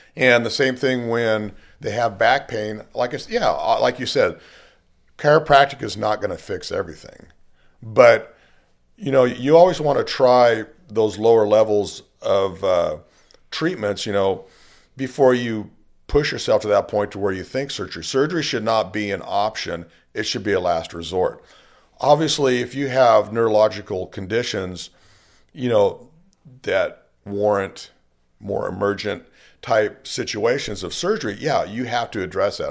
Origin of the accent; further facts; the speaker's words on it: Bakersfield, California, United States; born and raised in Bakersfield